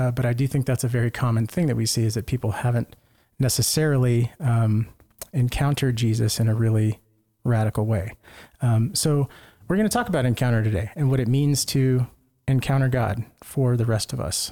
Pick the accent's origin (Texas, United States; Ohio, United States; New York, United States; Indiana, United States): Texas, United States; Lake Jackson; moved away; my home parish back in Lake Jackson, Texas